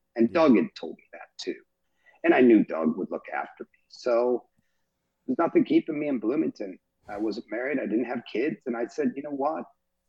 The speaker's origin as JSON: {"language": "English", "region": "England", "country": "United Kingdom", "said": "I'm English as well. My mom's from Liverpool"}